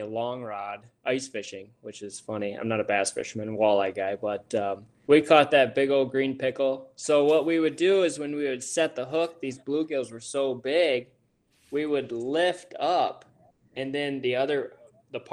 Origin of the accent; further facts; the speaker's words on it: Michigan, United States; We're from Michigan